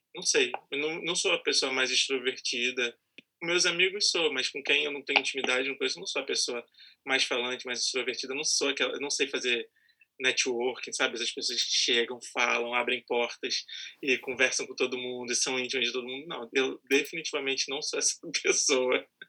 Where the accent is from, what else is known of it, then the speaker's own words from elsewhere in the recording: São Gonçalo, Rio de Janeiro, Brazil; eu sou lá de São Gonçalo